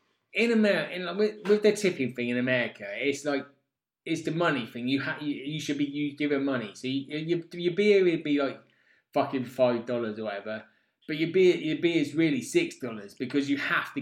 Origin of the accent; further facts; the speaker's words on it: Oxford, South East England, United Kingdom; Oxford, I mean, we're from Oxford.